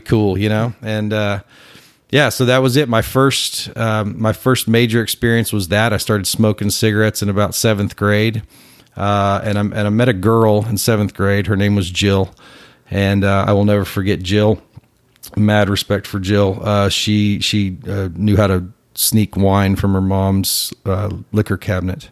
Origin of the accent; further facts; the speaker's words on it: Plano, Texas, United States; also born or lived in McKinney, Texas; I grew up in Plano